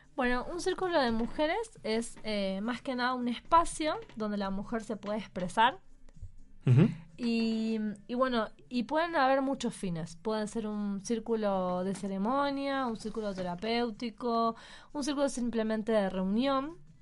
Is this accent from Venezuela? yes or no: no; Argentina; now in Mexico; nosotros somos los argentinos, y venimos de una cultura donde todo el mundo se abraza